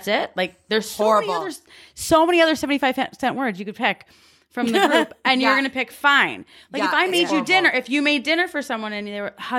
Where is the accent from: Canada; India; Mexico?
Canada; Oh, I'm Canadian.